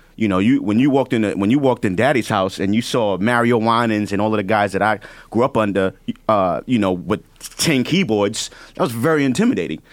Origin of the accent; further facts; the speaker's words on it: New York City, New York, United States; I'm from the Bronx. I'm from the hood